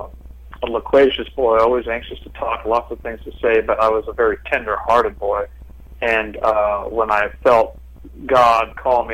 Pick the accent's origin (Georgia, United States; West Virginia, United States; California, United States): California, United States; Los Angeles; born or raised there